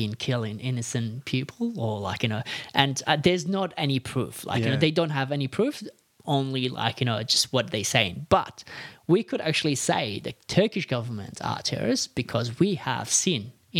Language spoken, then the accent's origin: English; Sulaymaniyah, Kurdistan Region, Iraq; moved away as an adult; now in Australia; I was born in Iraqi Kurdistan and in the city called Sulaymaniyah. So I was born 1988